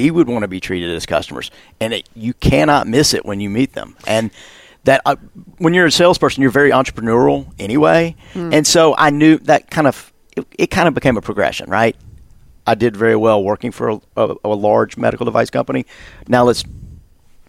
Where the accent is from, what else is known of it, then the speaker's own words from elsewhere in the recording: the South, United States; I'm from the South